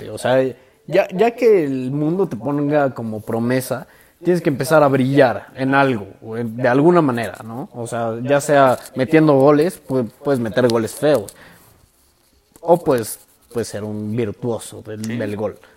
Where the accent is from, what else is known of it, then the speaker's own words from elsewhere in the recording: Mexico; como buen mexicano no hubiera llegado